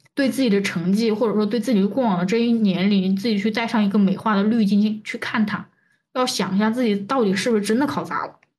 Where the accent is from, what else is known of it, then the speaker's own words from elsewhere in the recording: Chongqing, China; 因为我是重庆人